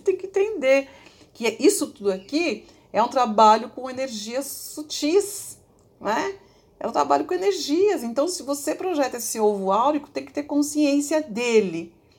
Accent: Ribeirão Pires, São Paulo, Brazil; eu onde eu morava ali, Ribeirão Pires, quem é dali, minha cidade natal

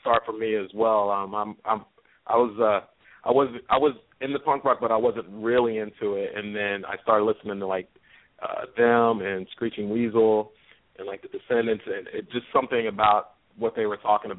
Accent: Baltimore, Maryland, United States; I'm from Baltimore

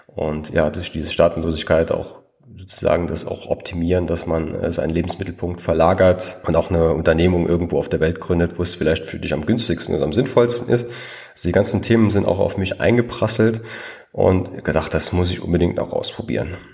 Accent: Trier region, Rhineland-Palatinate, Germany; ich komme ja aus, aus der Region Trier

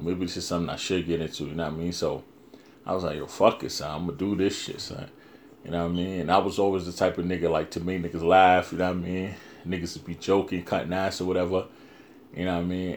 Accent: New York City, New York, United States; that's my hometown

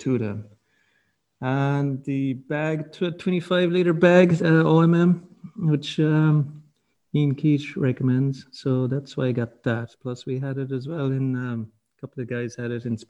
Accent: Kerry, Munster, Ireland; I'm from Kerry

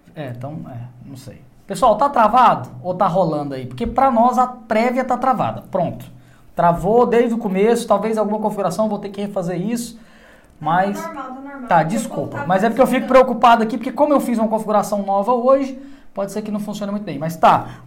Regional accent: Caldas Novas, Goiás, Brazil; also born or lived in Goiânia; eu nasci em Goiânia, mas fui criado no interior que é Caldas Novas

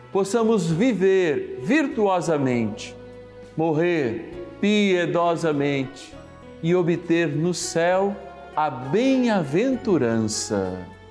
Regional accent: Lucélia, São Paulo, Brazil; sou da cidade de Lucélia, do estado de São Paulo

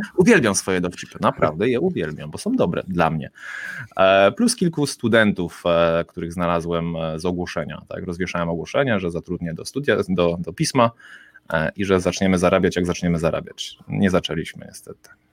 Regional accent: Kołobrzeg, West Pomeranian Voivodeship, Poland; jestem z Kołobrzegu, stąd się wywodzę

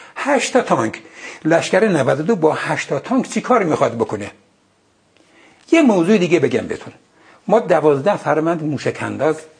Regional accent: Ardabil, Ardabil Province, Iran; moved away; من بچه اردبیلم

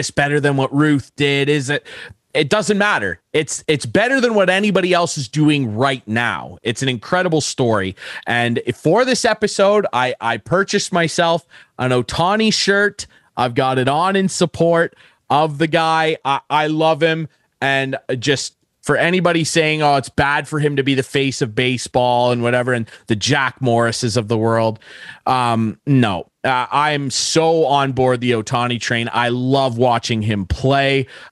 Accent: Canada

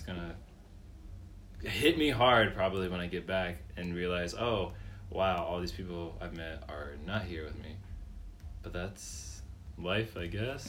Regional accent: Reynoldsburg, Ohio, United States; also born or lived in Columbus, Ohio; I was born in Columbus, and I grew up in Reynoldsburg, which is just a nearby suburb of Columbus

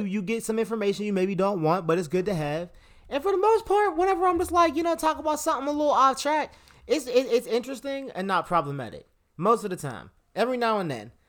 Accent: Pittsburgh, Pennsylvania, United States; we're from Pittsburgh

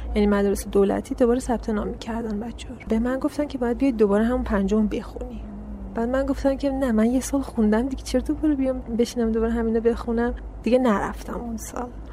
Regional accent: Karaj, Alborz, Iran; also born or lived in Savojbolagh, Iran / Daykundi, Afghanistan (ancestry); اینجا به دنیا اومدم ایران شهرستان ساباج بلاغ بعد توی کرج هم بزرگ شدم کل زندگیم همونجا بوده

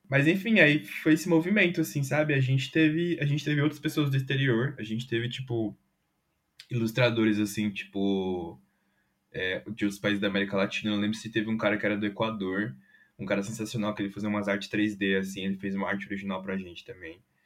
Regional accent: São Paulo, Brazil; no bairro de São Rafael, do lado de São Mateus, que foi onde eu cresci também

